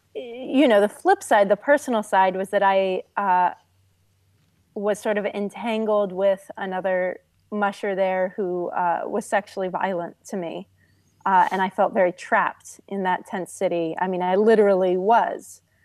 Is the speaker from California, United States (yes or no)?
yes; California, United States; moved away; also born or lived in Norway; I grew up in California, and when I was a kid, my family lived in Norway.